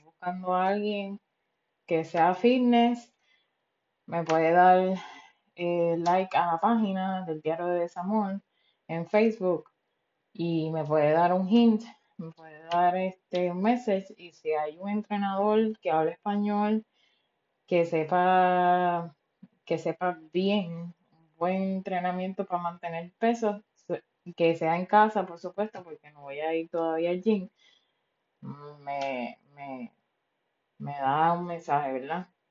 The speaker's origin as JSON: {"language": "Spanish", "country": "Puerto Rico", "moved": "yes", "lives_now": "United States", "said": "yo como boricua"}